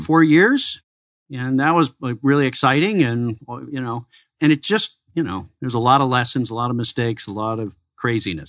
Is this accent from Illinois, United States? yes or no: yes; Chicago, Illinois, United States; also born or lived in Iowa; now in Arizona, United States; I'm originally from Chicago